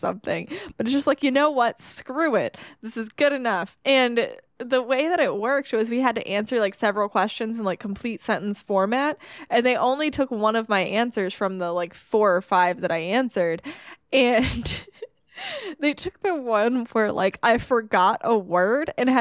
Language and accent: English; Florida, United States; I'm from Florida